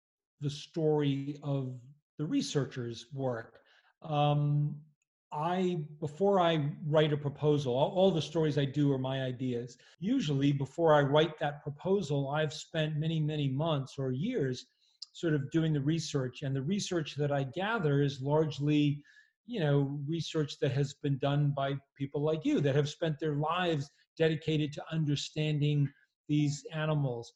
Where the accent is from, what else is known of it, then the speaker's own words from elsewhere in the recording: Massachusetts, United States; I grew up in a little town in Massachusetts